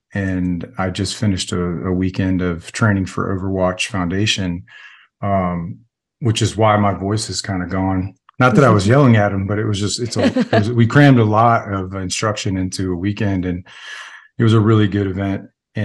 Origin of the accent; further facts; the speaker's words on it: Florida, United States; also born or lived in New York / Virginia; I was born in Central Florida, but the common theme throughout my whole childhood was there was no stability when it came to planting roots anywhere. Like, I think I moved from Florida to New York, and then New York to Virginia for a while, and then back to Florida for all high school.